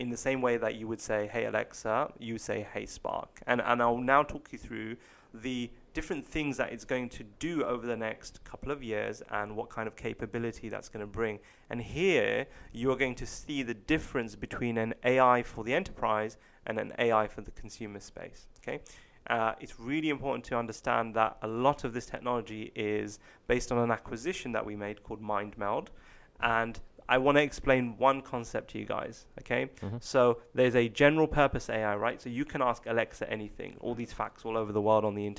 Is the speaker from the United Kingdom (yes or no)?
yes; England, United Kingdom; being English, being British